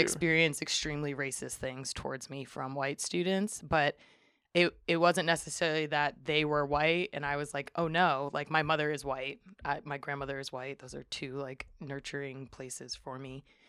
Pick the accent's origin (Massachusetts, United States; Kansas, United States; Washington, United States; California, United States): Massachusetts, United States; Springfield; moved away as an adult; also born or lived in Amherst, Massachusetts; now in Humboldt County, United States; was born and raised in Springfield, Massachusetts